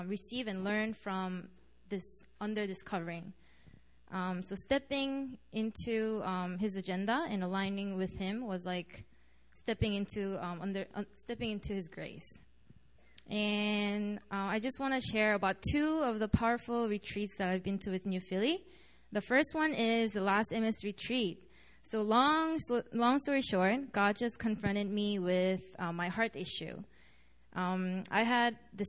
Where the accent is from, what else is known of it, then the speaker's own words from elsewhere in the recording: Montreal, Quebec, Canada; moved away as an adult; now in Korea; I'm from Montreal, and I came to Korea last semester as an exchange student.